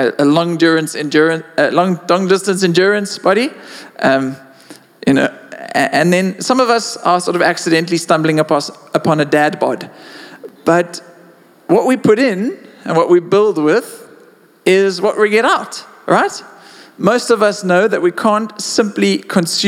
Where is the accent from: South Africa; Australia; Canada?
South Africa